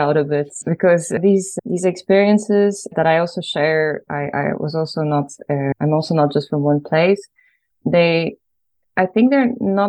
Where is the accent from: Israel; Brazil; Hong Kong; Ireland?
Ireland; moved away as an adult; also born or lived in Poland; now in Netherlands; I was born in Poland, but when I was 9 years old, I moved to Ireland. And then my dad and my mom also lives there, and my brother. So half of my core family is in Ireland and half of them is in Poland, and I live in the Netherlands.